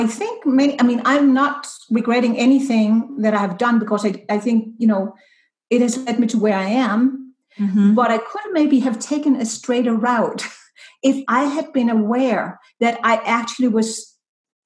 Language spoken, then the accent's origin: English; Denmark; English is a second language; moved away as an adult; also born or lived in Monterey Peninsula, California, United States / Germany; now in United States; I'm originally from Denmark. I grew up in Denmark